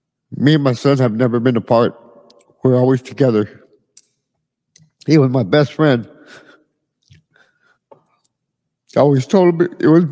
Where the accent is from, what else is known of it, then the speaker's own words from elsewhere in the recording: Edinburg, Texas, United States; I'm from Edinburgh, Texas.